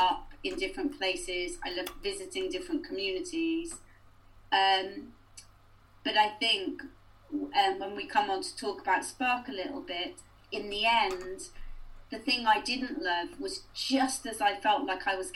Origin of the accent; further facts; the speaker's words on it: Cardiff, Wales, United Kingdom; moved away as an adult; also born or lived in Hull; now in South Wales Valleys, United Kingdom; I'm actually from Cardiff, but when I came to the Valleys